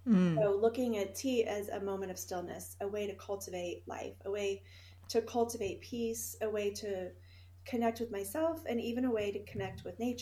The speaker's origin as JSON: {"language": "English", "town": "Houston", "region": "Texas", "country": "United States", "tie": "born or raised there", "also_born_or_lived": "Finland", "said": "I think we should start when I was little, growing up in Finland in the summer house that my grandfather built. And we lived in Houston, Texas during the year, and so we would go every summer to Finland."}